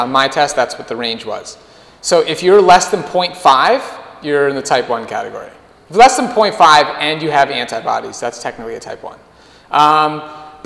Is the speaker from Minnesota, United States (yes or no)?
yes; Minnesota, United States; I grew up in Minnesota